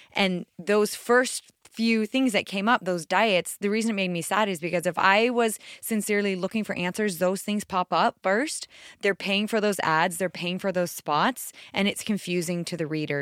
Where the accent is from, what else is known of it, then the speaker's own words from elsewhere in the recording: right outside DC, East Coast, United States; I grew up on the East Coast right outside DC